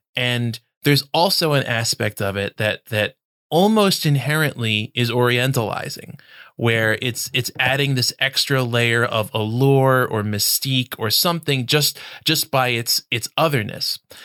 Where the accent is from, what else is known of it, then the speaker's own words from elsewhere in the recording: United States; my, my Americanness